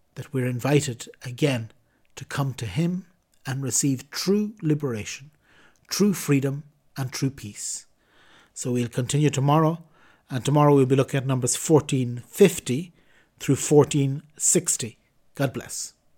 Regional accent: Ireland; as an Irishman

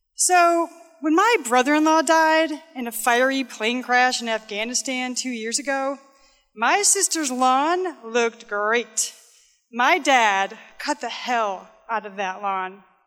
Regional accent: Midwest, United States; I'm from the Midwest

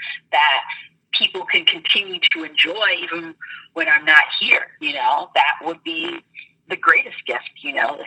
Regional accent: Columbus, Ohio, United States; I grew up in Columbus, Ohio, and I grew up like downtown.

